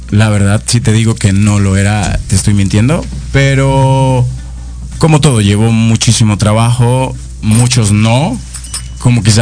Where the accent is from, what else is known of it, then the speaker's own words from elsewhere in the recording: Caracas, Capital District, Venezuela; moved away as an adult; now in Mexico; soy de Venezuela. Eh, nací en la capital, en Caracas. Tengo dos años aquí en, en México.